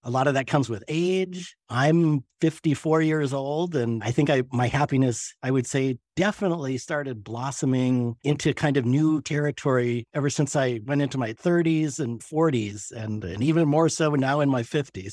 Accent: Colorado, United States; moved away as an adult; now in Duluth, United States; growing up in Colorado

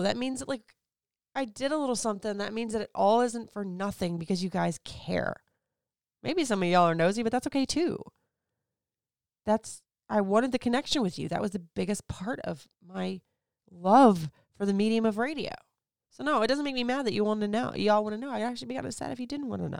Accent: Florida, United States; moved away; also born or lived in Puerto Rico; I grew up in Florida

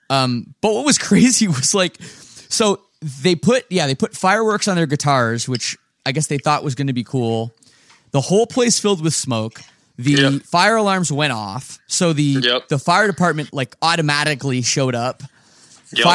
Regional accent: Oakville, Ontario, Canada; my hometown of Oakville, Ontario

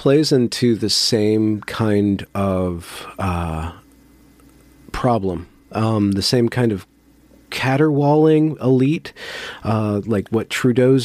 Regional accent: United States; I'm American

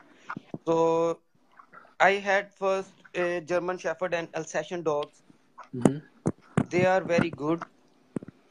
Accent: Toba Tek Singh, Punjab, Pakistan; I'm from Punjab. It's a rural area in Pakistan, Toba Tek Singh.

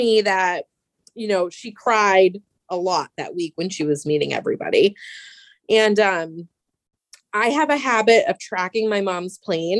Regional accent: Germany; born there; I was born in Germany in 1982, where my dad was stationed, and her brothers were in Germany stationed there as well at the time.

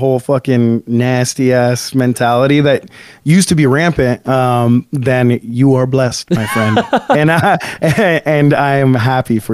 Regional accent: Antelope Valley, California, United States; out in my hometown, the Antelope Valley

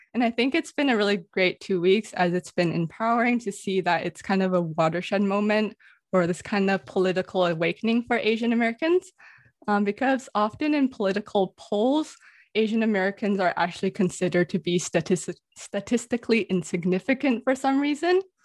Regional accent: Vancouver, British Columbia, Canada; also born or lived in Toronto; I always respond Canada or Vancouver

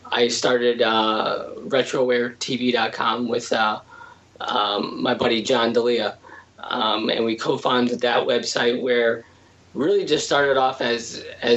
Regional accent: Connecticut, United States; I'm from Connecticut as well

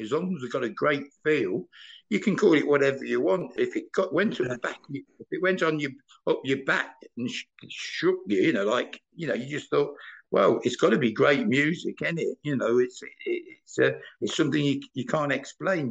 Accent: Leicester, East Midlands, United Kingdom; moved away as an adult; now in Germany; I'm from the Leicester side

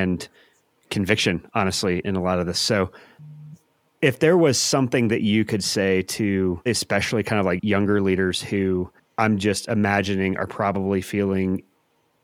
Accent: St. Louis, Missouri, United States; I'm from St. Louis

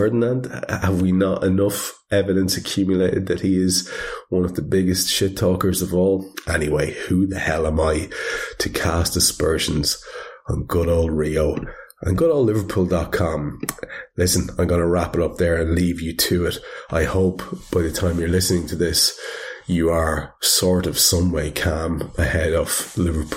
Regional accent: Ireland; I'm Irish

